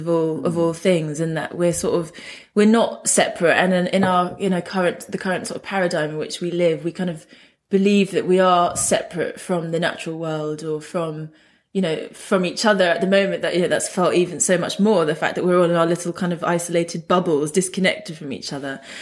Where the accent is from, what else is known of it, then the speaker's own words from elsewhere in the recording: London, United Kingdom; I grew up in London in a place called Hounslow, which is sort of like right near Heathrow Airport